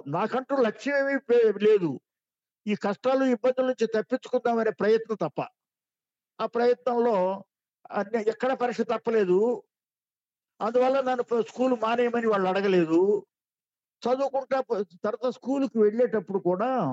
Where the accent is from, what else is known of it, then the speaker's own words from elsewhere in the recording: Vejendla, Andhra Pradesh, India; ఊరు వేజెంట్ల మాదిగపల్లి